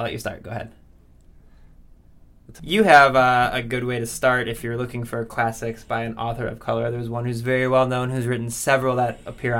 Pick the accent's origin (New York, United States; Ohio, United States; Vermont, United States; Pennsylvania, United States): Ohio, United States; Lorain; where I grew up in Lorain, Ohio.